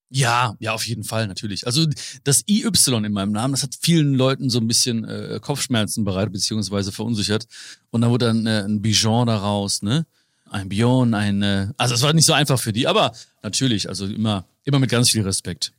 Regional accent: Hagen, North Rhine-Westphalia, Germany; Leute denken immer, ich komme aus, aus Hamburg, Berlin, München oder so, ne? Köln, schlimmstenfalls denken die, ne? Dann sage ich so, äh, nee, Hagen

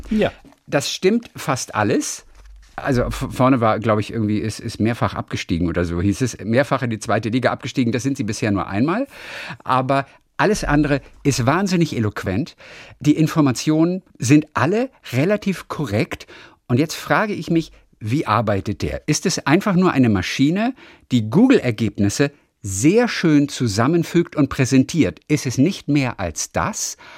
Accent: Darmstadt, Hesse, Germany; Ich bin ja in Darmstadt geboren.

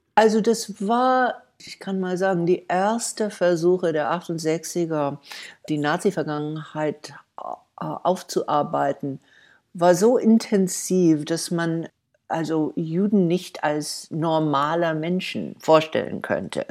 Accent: United States; German is a second language; moved away as an adult; als Jüdin und als Amerikaner

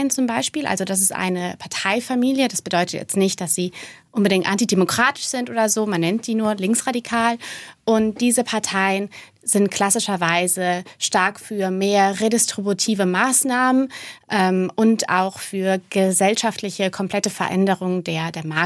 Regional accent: Rhineland-Palatinate, Germany; Absolut, ich bin äh, Pfälzerin, ja.

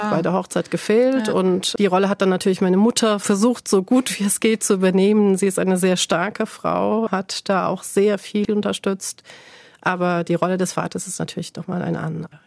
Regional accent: Turkey; now in Germany; Das heißt, den größten Teil meiner Kindheit habe ich in der Türkei gelebt und deswegen bedeutet für mich Türkei eigentlich Kindheit.

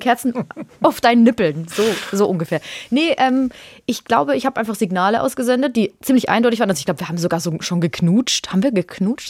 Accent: Würzburg, Bavaria, Germany; ich komme ja aus Würzburg

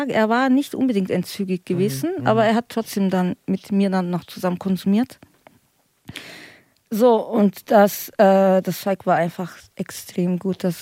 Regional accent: Bavaria, Germany; und ich komme ja aus Bayern, also ich bin dort aufgewachsen

